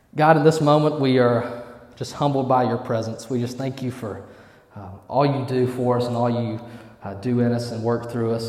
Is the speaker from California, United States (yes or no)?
no; Eufaula, Alabama, United States; I'm from Eufaula, Alabama. Yeah, that's E Town